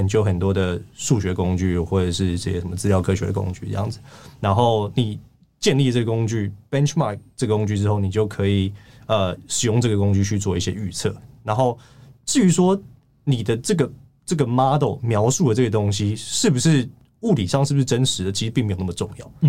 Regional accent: Taiwan; 我觉得如果是一个就是在台湾长大。然后受台湾英文教育人，我觉得我英文应该算是不错。

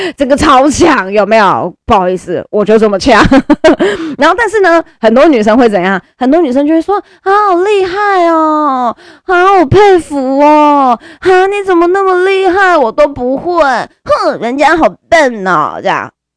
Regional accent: Caotun, Nantou County, Taiwan; 我们我家乡南投草屯那一边

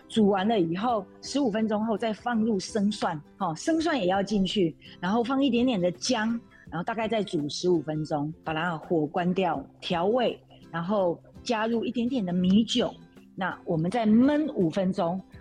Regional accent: Taiwan; 我们台湾话

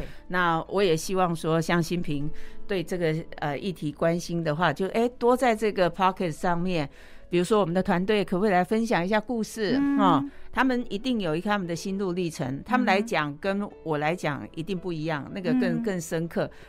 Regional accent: Taiwan; 虽然我们都是台湾人

